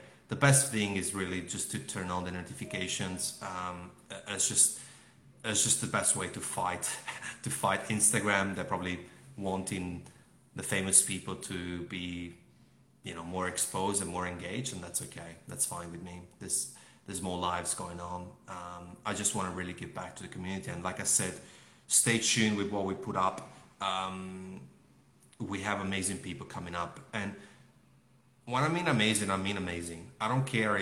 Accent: Melbourne, Victoria, Australia; give back to Melbourne people, my people. So I'm from Melbourne

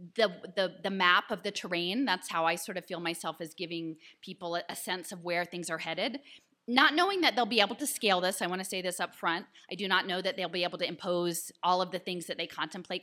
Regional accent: Philadelphia, Pennsylvania, United States; I'm from Philadelphia

